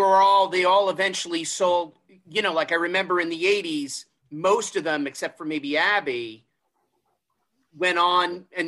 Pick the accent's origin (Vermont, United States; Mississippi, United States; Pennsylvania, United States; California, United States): Vermont, United States; Southern; I grew up in Southern Vermont.